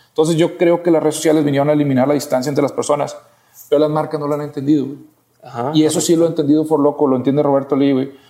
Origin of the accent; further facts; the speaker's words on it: Monterrey, Nuevo León, Mexico; Sí, yo soy de aquí de Monterrey.